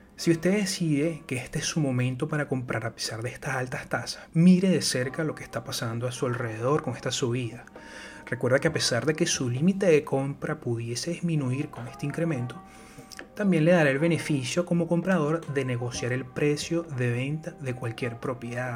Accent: Venezuela; Yo soy de Venezuela.

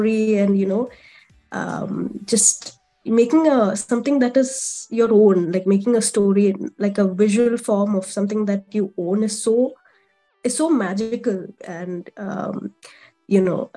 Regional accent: Kerala, India; I'm from India, specifically Kerala. It's a southern state in India

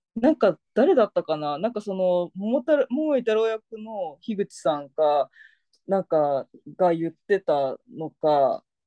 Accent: Fukuoka, Japan; moved away; その地元の福岡県では、もう潰れちゃったんだけど、貸し会園っていう

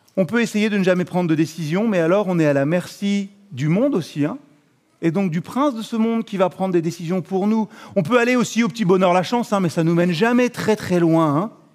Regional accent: France; On est français

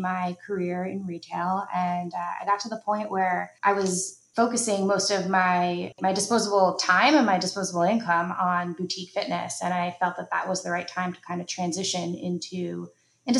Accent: New York City, New York, United States; moved away as an adult; now in California, United States; I am a New Yorker

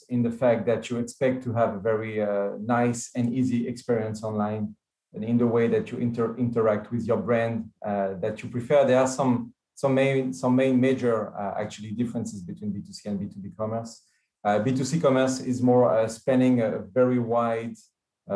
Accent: France; now in Israel; I do live in Israel, but I'm coming from France

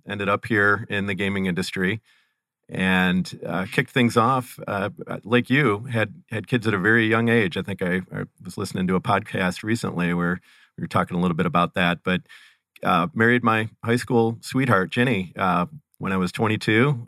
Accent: Cleveland, Ohio, United States; I am born and raised and currently reside near Cleveland, Ohio

